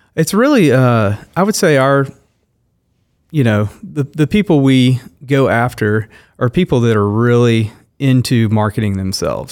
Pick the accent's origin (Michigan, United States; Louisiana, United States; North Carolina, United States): Louisiana, United States; Shreveport; moved away as an adult; now in Wichita, United States; I grew up in Shreveport, Louisiana, so I was, I was born there, lived there